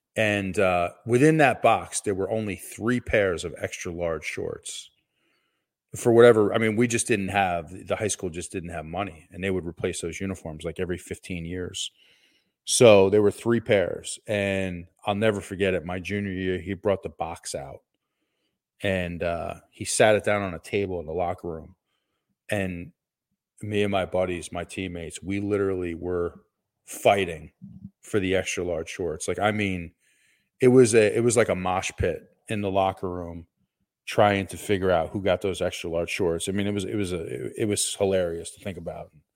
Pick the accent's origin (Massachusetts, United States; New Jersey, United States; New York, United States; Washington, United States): New Jersey, United States; Seton Hall from my home state of New Jersey.